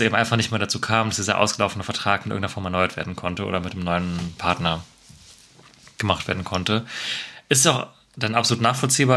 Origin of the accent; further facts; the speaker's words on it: Marburg, Hesse, Germany; now in Cologne, Germany; in meine Heimat äh, Marburg